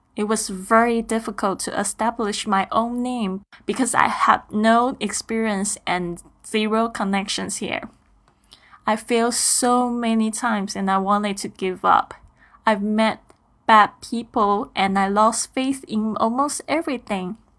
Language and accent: English; Taiwan; moved away as an adult; now in Shanghai, China; I'm originally from Taiwan.